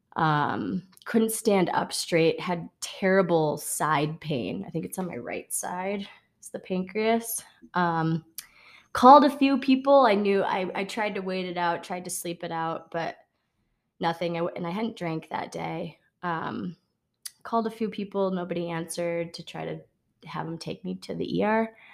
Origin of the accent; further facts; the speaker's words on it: Wisconsin, United States; I grew up in Wisconsin